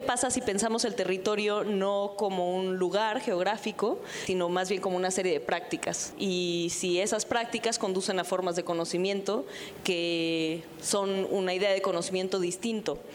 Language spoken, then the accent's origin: Spanish; Mexico; Cuando decía México